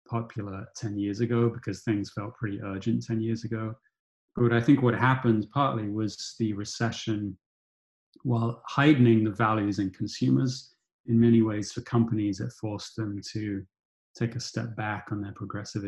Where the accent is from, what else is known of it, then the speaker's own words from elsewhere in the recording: United Kingdom; I grew up in Thatcherite Britain